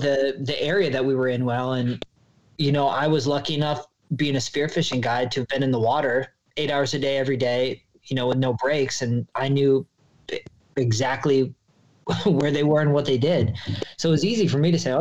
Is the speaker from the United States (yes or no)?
yes; Minnesota, United States; moved away as an adult; also born or lived in San Diego; I grew up in Minnesota